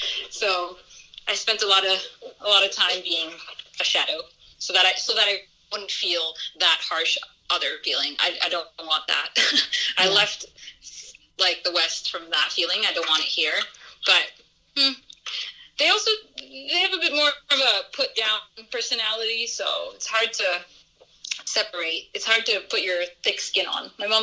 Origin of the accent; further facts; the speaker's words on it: Somalia; Where are you from? Somalia. I'm Somali.